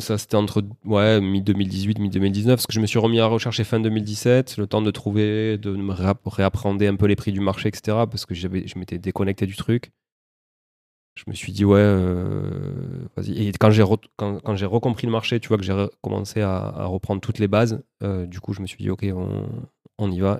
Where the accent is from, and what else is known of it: Toulouse, Occitania, France; born or raised there; also born or lived in Montreal, Canada